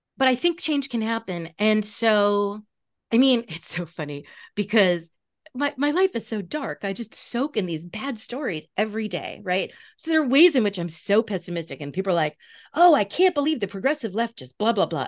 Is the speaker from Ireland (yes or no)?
no; Long Island, New York, United States; you grew up fifteen miles from me. Like, we are both from Long Island